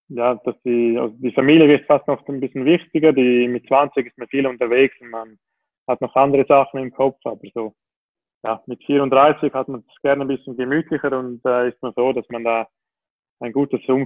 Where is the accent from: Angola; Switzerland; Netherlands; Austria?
Switzerland; ich glaube, als Schweizer ist man schon stolz auf die Schweizer Schokolade